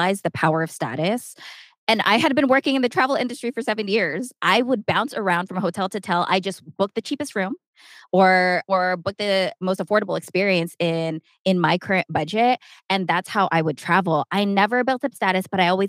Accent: San Diego, California, United States; moved away as an adult; now in Las Vegas, United States; we're from San Diego, we live right next to the border

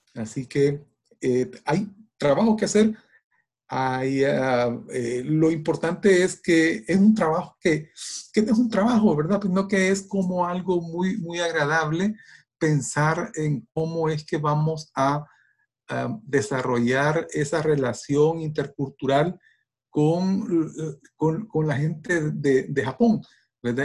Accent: El Salvador; como salvadoreños que, estamos allá

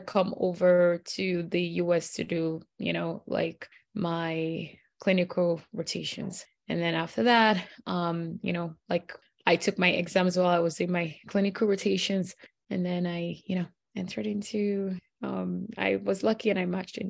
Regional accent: Nigeria; moved away as an adult; also born or lived in Caribbean; now in United States; I'm from Nigeria. And so anyway, I went to medical school in the Caribbean and did my residency, you know, came over here to do my residency.

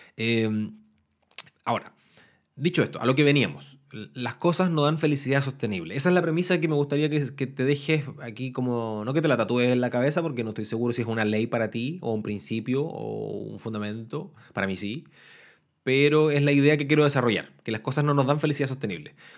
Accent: Temuco, Araucanía, Chile; now in Valparaíso, Chile; Temuco, que es la ciudad al sur de Chile de donde yo soy nativo, donde soy natal

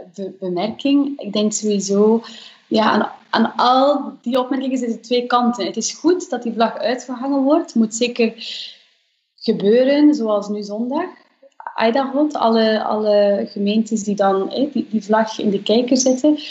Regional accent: Flanders, Belgium; bij ons in Vlaanderen

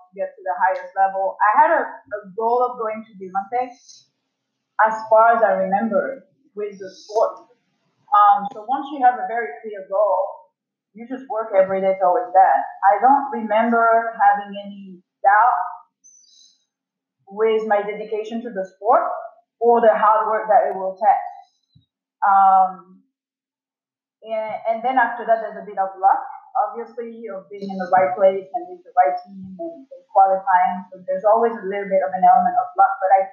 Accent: France; moved away as an adult; also born or lived in Paris / Sydney / London; I'm originally from France. I grew up in France

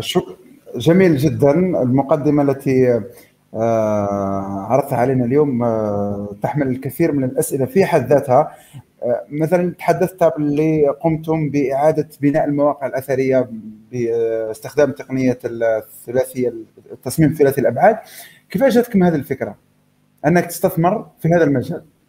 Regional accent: Algeria; اننا كجزائريين

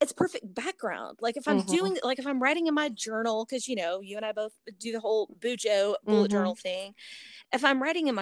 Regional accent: North Texas, United States; I'm from the North Texas area

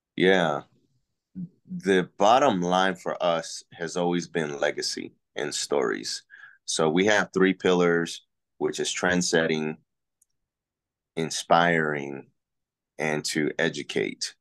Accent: Puerto Rico; now in Texas, United States; I'm from Puerto Rico originally, so I am an I, I am the original island boy

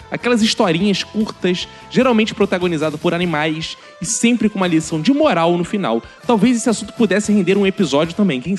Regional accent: São Paulo, Brazil; Sim, eu sou de São Paulo. Aqui é normal chamarmos van escolar de perua.

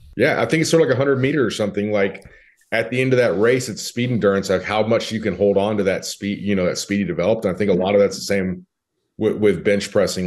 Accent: California, United States; moved away as an adult; also born or lived in Nashville, Tennessee; now in Dallas, United States; I grew up in California.

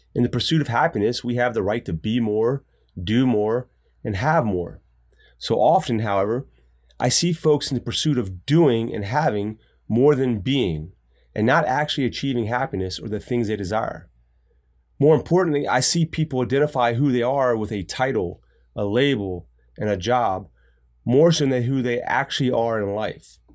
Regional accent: United States; us as Americans

